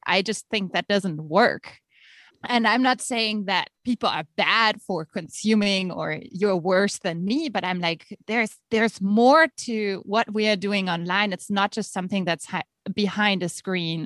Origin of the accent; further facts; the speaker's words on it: Germany; accent: German; moved away as an adult; also born or lived in Nebraska, United States; now in United States; As you can hear by my accent, I am actually German and have lived in the States now for about two years